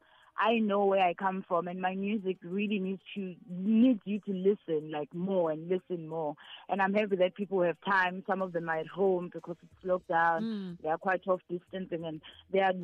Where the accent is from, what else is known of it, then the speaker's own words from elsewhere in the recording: Nkandla, KwaZulu-Natal, South Africa; I was born in Nkandla